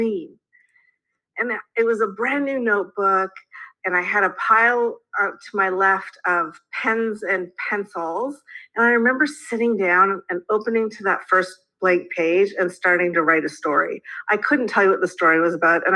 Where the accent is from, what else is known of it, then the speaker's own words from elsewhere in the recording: Canada; being a Canadian